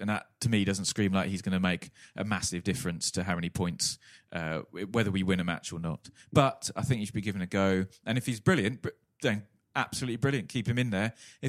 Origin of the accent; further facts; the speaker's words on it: Newton Flotman, East of England, United Kingdom; I was growing up in Newton Flotman